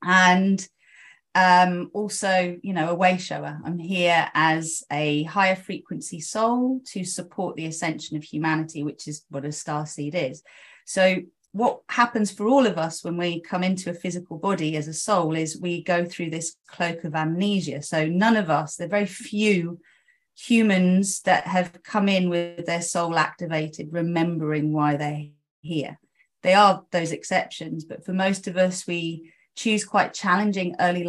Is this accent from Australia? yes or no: no; South East England, United Kingdom; born there; Okay, so I was born in Oxfordshire. I am mainly Greek by blood, so my mum's half Greek, my dad's full Greek